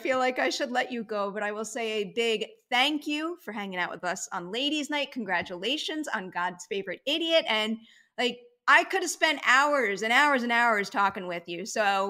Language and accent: English; Long Island, New York, United States; I grew up on Long Island.